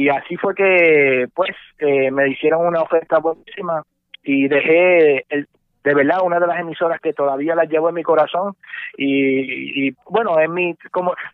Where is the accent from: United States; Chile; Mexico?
United States; Brooklyn, New York; born there; also born or lived in Puerto Rico; yo no nací en Puerto Rico, yo nací en Nueva York, yo nací en Brooklyn, eh, pero eh, me crié entre Puerto Rico y Estados Unidos.